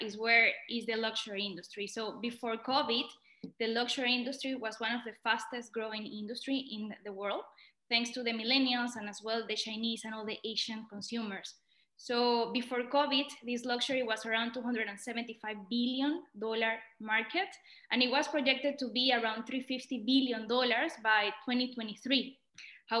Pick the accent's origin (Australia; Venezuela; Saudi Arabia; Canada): Venezuela; moved away as an adult; also born or lived in London / Dubai / San Francisco; I'm originally from Venezuela. I was born and raised there